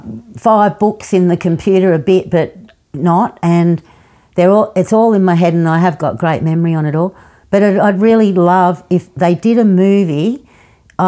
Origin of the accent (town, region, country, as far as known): Australia